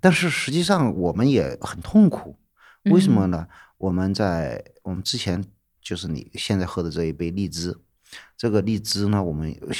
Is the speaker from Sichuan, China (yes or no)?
yes; Sichuan, China; 其实就是我们四川人对于生活的这种